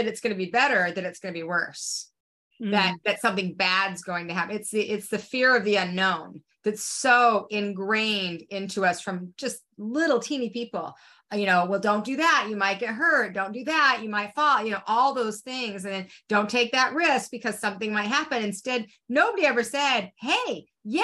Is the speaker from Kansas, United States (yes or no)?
no; Salt Lake City, Utah, United States; moved away; in my growing up, I came from Salt Lake City, Utah